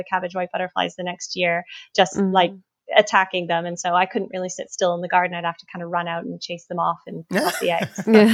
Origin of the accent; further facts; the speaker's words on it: Canada; now in United Kingdom; I grew up in Canada